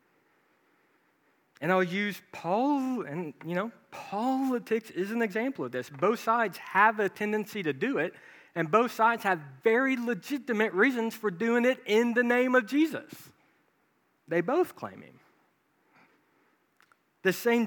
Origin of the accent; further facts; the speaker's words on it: Branson, Missouri, United States; I grew up in Branson, Missouri